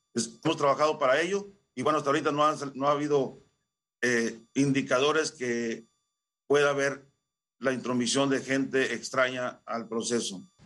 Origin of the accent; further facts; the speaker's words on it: Xicoténcatl, Tamaulipas, Mexico; acá en la región de Cañera, la región cañera de mi pueblo, Jicotencal.